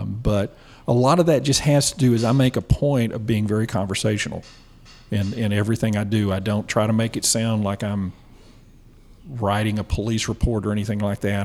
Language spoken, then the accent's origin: English; Bonham, Texas, United States; moved away as an adult; also born or lived in Greenville, Texas / Commerce, Texas; now in Texarkana, United States; I was born in Bonham, Texas, and uh, we moved around a little bit. I wound up in Greenville and until I uh, was in the seventh grade. Uh, moved back to Bonham and, and I lived there until graduated high school in 83